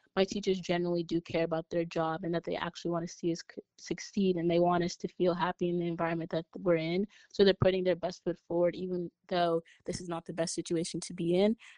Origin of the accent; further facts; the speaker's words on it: New York City, New York, United States; I'm from Brooklyn, New York